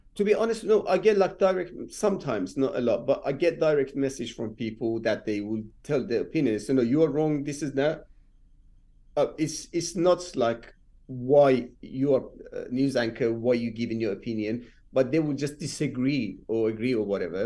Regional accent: Rasht, Gilan, Iran; English is a second language; moved away as an adult; also born or lived in Tehran, Iran; now in London, United Kingdom; I'm been born and bred in Iran, and I moved to England when I was 23

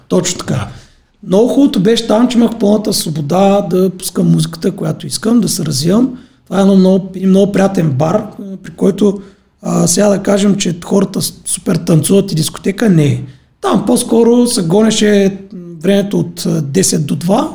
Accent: Silistra, Silistra Province, Bulgaria; moved away as an adult; now in Sofia, Bulgaria; в моя роден град Селистра

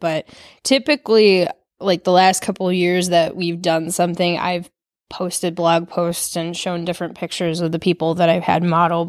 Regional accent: Farmington, Michigan, United States; I did. I grew up in Michigan.

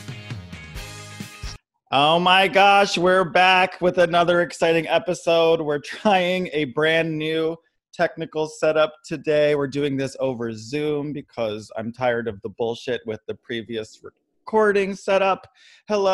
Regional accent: Maryland, United States; I'm from fucking Maryland

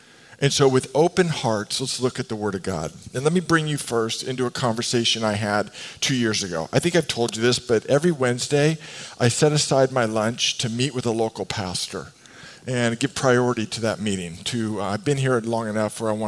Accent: West Coast, United States; I grew up here in the West Coast

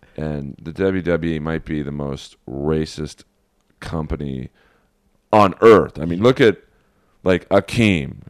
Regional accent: Los Angeles, California, United States; as a Jew growing up in Bel Air

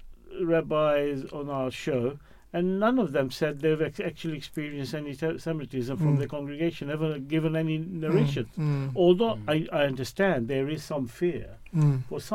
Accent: Pakistan; now in England; being a Muslim, being a Pakistani, being a migrant

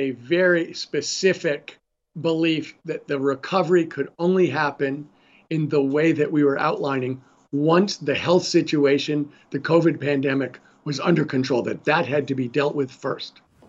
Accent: California, United States; as a Californian

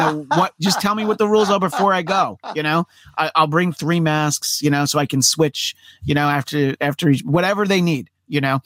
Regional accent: New York, United States; now in Los Angeles, United States; I'm from New York originally

